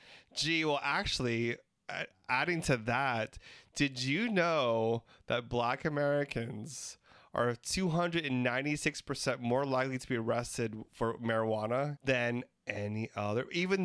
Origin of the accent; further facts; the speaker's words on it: Philippines; And yes, I got pulled over for being Filipino.